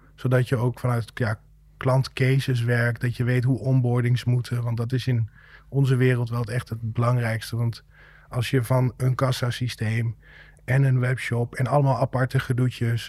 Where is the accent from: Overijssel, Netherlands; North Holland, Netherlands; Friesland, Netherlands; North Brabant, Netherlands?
Overijssel, Netherlands; Rijssen; hebben we sinds kort kantoor in Rijssen. Mijn, mijn thuisstad